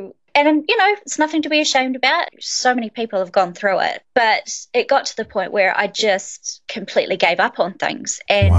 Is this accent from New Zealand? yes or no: yes; Christchurch, Canterbury, New Zealand; So born and raised in Christchurch, New Zealand. My mum is actually Australian and my dad is a Kiwi. So I sort of grew up with a little bit of a strange accent because, yeah, with my mum, she had a very strong Australian accent.